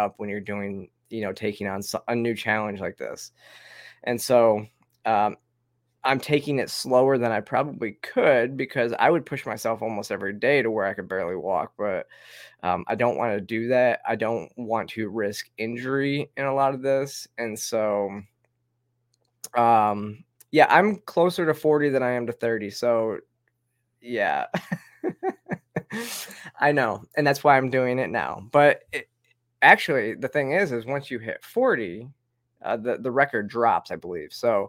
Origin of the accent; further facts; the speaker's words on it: Georgia, United States; here in my home state of Georgia, not far from me